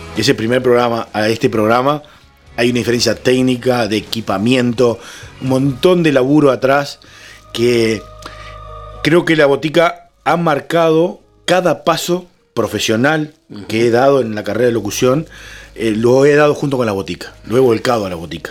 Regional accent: Florida, Uruguay; moved away as an adult; now in Montevideo, Uruguay; yo soy oriundo de Florida, me vine para Montevideo

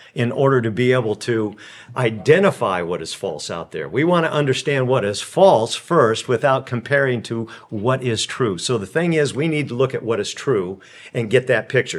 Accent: California, United States; I come from California

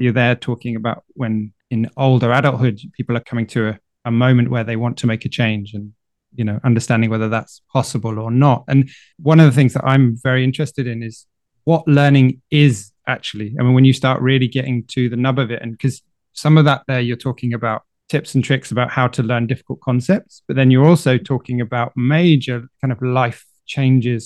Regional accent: United Kingdom; now in France; living in France as a British person

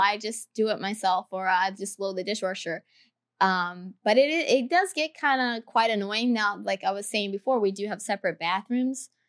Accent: the Carolinas, United States; I'm from the Carolinas

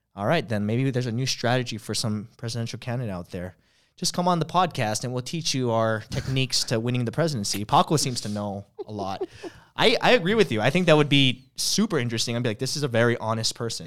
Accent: Hawaii, United States; from Hawaii

